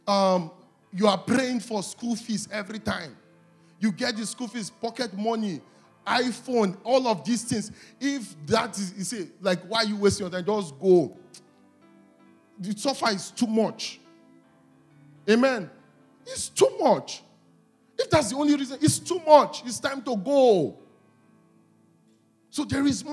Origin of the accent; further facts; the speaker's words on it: Delta, Nigeria; whenever people ask me where I'm from in Nigeria, and I laugh, I say, I'm the minority of the minority of the minority. Like, that's where I'm from. Like, I'm from Delta State